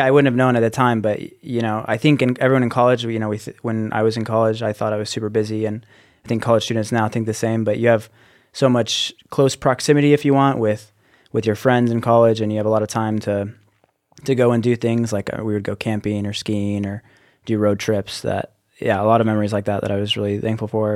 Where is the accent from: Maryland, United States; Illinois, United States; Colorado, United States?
Colorado, United States; Littleton; I'm from Littleton, Colorado, which is just a suburb outside of Denver, Colorado. And yeah, I, I lived there growing up